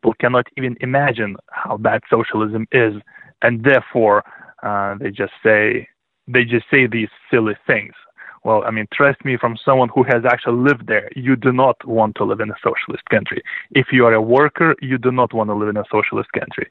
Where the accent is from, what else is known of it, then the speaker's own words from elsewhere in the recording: Lithuania; moved away; I was born in 1981 in Lithuania, which was then part of the Soviet